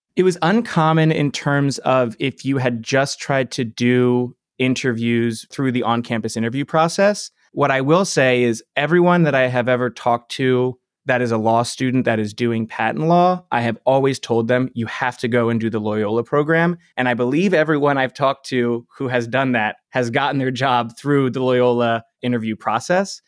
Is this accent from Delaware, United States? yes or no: yes; Delaware, United States; moved away; I'm from Delaware